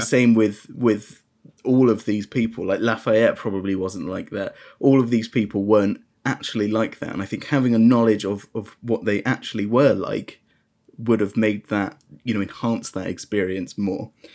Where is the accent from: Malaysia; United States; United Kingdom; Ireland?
United Kingdom; being British